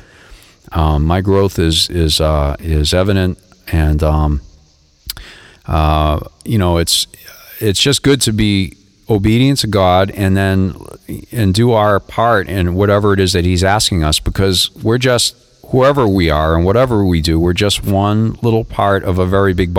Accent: Boston, Massachusetts, United States; moved away as an adult; also born or lived in Lowell, Massachusetts; now in Florida, United States; I grew up in the Boston area

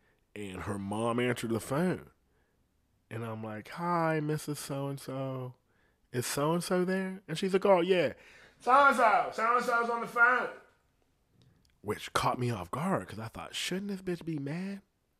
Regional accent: Columbus, Ohio, United States; I'm not even from here. You know what I mean? I'm from Columbus, and we got to go back over there.

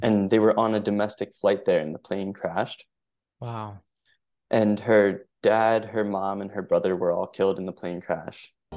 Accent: Philadelphia, Pennsylvania, United States; I grew up in the Philly area

